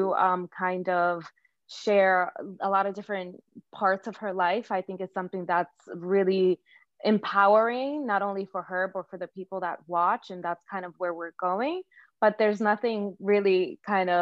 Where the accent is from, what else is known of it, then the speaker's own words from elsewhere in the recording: Dominican Republic; now in New York, United States; I'm from the Dominican Republic.